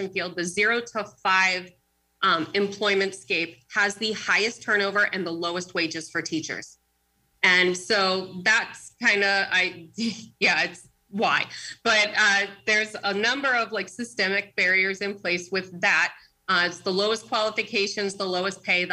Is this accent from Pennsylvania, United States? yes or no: yes; Pittsburgh, Pennsylvania, United States; moved away as an adult; now in Erie, United States; I grew up in Pittsburgh, Bishop Canavan High School, and I came up here to Erie to study at Mercyhurst